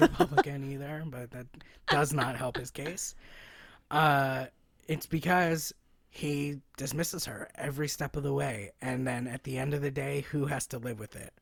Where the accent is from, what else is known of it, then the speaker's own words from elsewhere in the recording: United States; part of being an American is being told, like, you can be whatever you wanna be